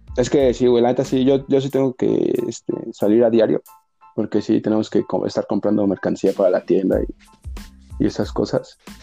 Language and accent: Spanish; Mexico; Me encanta ser mexicano. Nací en el mejor país del mundo